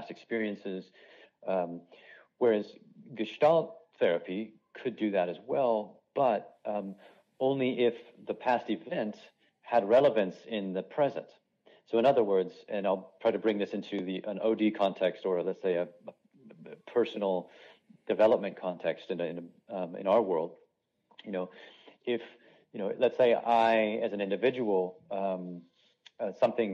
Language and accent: English; Los Angeles, California, United States; moved away as an adult; also born or lived in Asia; now in Munich, Germany; my home of Los Angeles, California